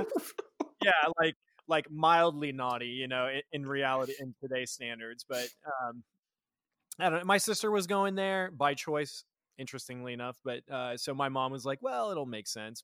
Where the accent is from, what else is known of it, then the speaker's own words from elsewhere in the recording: Nebraska, United States; I, am born and raised in Nebraska